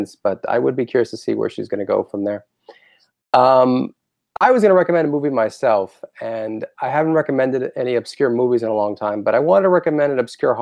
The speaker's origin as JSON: {"language": "English", "town": "Boca Raton", "region": "Florida", "country": "United States", "tie": "born or raised there", "said": "as someone who grew up in Florida"}